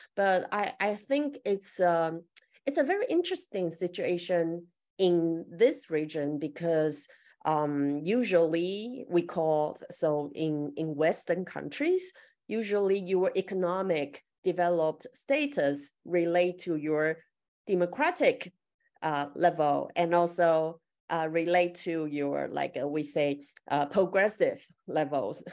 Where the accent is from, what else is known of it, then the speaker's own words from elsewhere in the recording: Taiwan; I'm from Taiwan right now